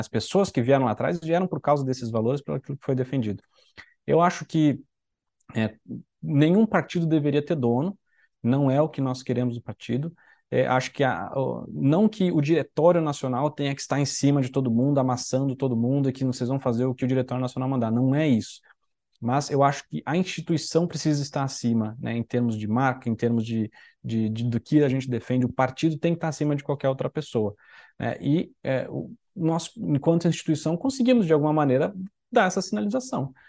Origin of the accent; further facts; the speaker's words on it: Santa Catarina, Brazil; eu sou de Santa Catarina